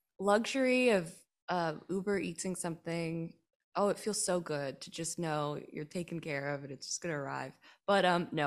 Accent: North Hollywood, California, United States; I grew up here in North Hollywood and I did not do any theater or acting or any improv stuff growing up.

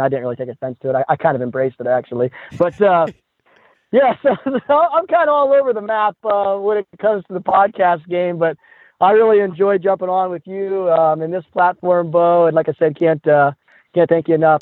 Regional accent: Midwest, United States; I'm from the Midwest

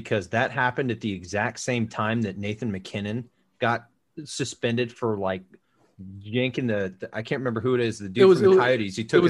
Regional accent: South Carolina, United States; now in Ohio, United States; I was born in South Carolina. I live in Ohio.

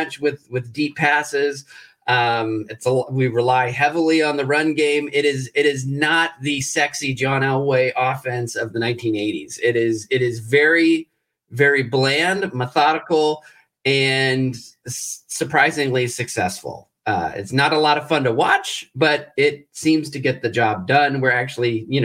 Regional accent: Colorado, United States; moved away as an adult; also born or lived in New Mexico / Los Angeles / Nebraska; now in New Hampshire, United States; I was born and raised in Colorado, and then I went to college in New Mexico and ended up in Los Angeles for a long time and lived in Nebraska for a year. And now I'm in New Hampshire

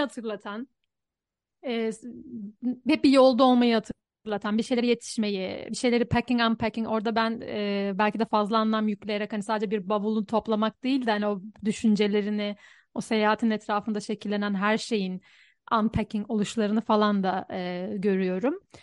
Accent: Istanbul, Turkey; moved away as an adult; now in Budapest, Hungary

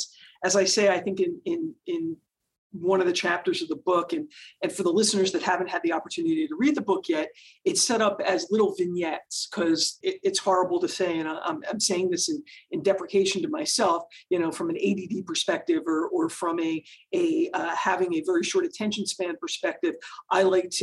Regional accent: Philadelphia, Pennsylvania, United States; moved away as an adult; now in California, United States; I was born and raised in Philadelphia and moved out to California the night I graduated from law school

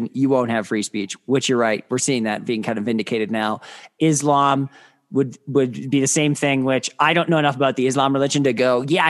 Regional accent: Midwest, United States; where I grew up in the Midwest

